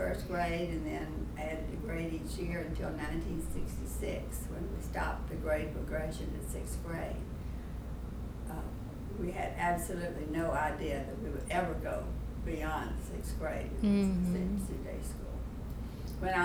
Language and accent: English; Lake Charles, Louisiana, United States; My third book, by the way, was called Growing Up in Lake Charles